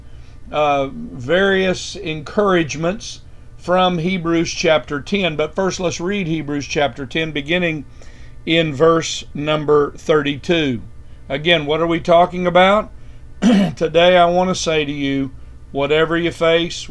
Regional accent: United States; as American Christians

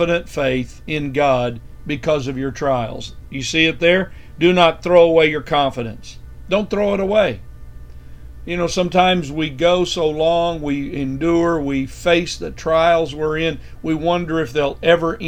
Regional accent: United States; as American Christians

